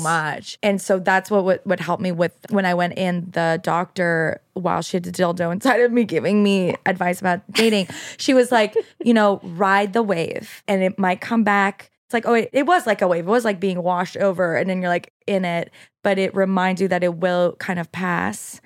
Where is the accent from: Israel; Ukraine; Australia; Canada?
Canada; Quebec; first language French; English is a second language; moved away; French is my first language